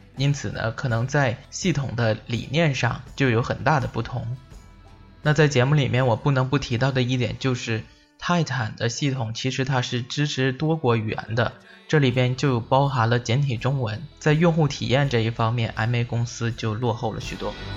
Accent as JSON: {"language": "Chinese", "country": "China", "said": "我们中国人"}